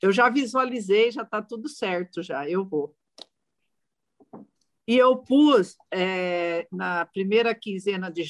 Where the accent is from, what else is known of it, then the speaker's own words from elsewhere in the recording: São Paulo, Brazil; eu sou do estado de São Paulo